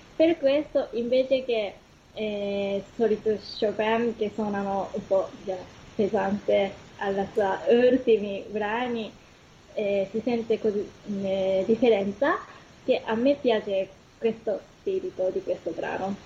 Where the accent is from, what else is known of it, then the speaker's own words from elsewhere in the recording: Kumamoto, Japan; Italian is a second language; moved away as an adult; also born or lived in Tokyo, Japan; now in Italy; sono giapponese, sono venuta da una città che si chiama Kumamoto.